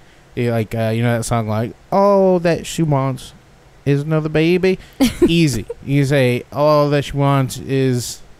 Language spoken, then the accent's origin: English; San Luis Obispo, California, United States; my hometown of San Luis Obispo